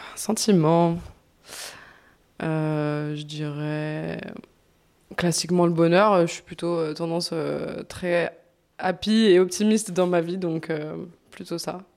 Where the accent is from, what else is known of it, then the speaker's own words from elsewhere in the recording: Bourg-en-Bresse, Auvergne-Rhône-Alpes, France; moved away as an adult; now in Lyon, France; je suis pas originaire de Lyon, je suis originaire de Bourg-en-Bresse